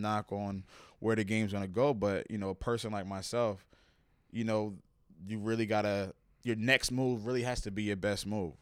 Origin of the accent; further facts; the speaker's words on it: New Jersey, United States; also born or lived in Plainfield, New Jersey; growing up in Jersey, it was, like, I was a, I was a quiet kid